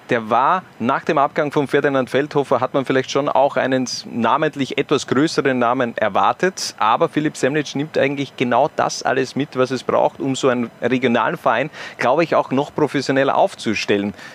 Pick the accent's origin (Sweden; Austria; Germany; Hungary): Austria; the Lafnitz area, Styria; ich bin ja aus der Gegend, von dem her kennt man Lafnitz